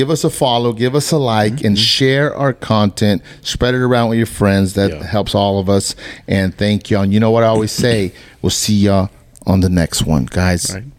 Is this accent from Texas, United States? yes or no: yes; Fort Worth, Texas, United States; We're all from Fort Worth